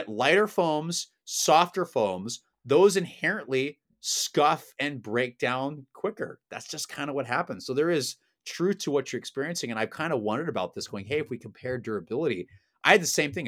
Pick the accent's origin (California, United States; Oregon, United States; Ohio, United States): Oregon, United States; now in Los Angeles, United States; I am from Oregon